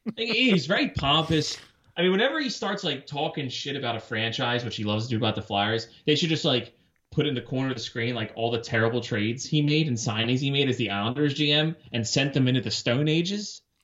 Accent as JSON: {"language": "English", "town": "Warminster", "region": "Pennsylvania", "country": "United States", "tie": "born or raised there", "said": "I grew up in Warminster. Shout out to my Warminster people"}